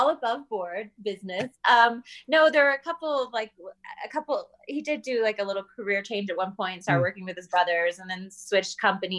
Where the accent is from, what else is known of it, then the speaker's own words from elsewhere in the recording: Salt Lake City, Utah, United States; born there; also born or lived in Houston, Texas / Chicago; now in Denver, United States; but I was born in Salt Lake. We lived in Houston, Texas, Denver, Colorado, where I'm at now, actually, Chicago.